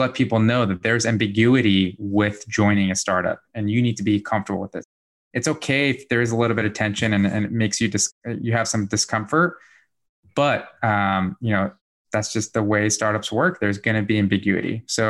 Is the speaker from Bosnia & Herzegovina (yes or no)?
yes; Bosnia & Herzegovina; also born or lived in Germany; now in United States; So I'm originally from Bosnia, from Europe. So I immigrated to the States back in 1997.